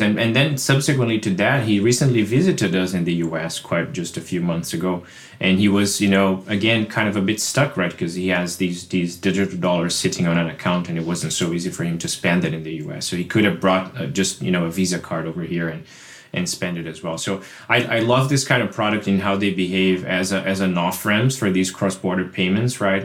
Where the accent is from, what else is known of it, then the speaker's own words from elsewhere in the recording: Brazil; now in United States; I live in the U S, but, but I'm originally from Brazil